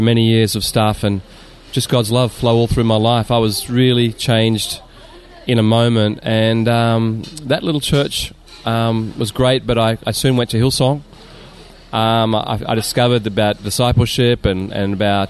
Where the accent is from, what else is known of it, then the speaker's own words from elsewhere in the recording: Sydney, New South Wales, Australia; moved away as an adult; now in Japan; I was born in Sydney and raised in the beach suburbs.